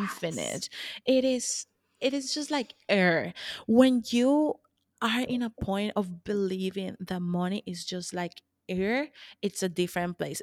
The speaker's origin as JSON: {"language": "English", "country": "Colombia", "moved": "yes", "said": "I'm from, I'm originally from Colombia"}